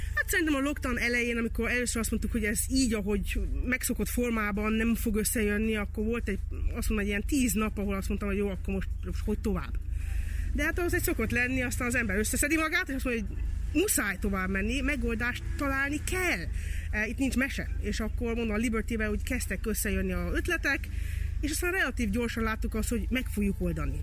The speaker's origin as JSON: {"language": "Hungarian", "country": "Hungary", "tie": "born or raised there", "said": "én itt nőttem föl"}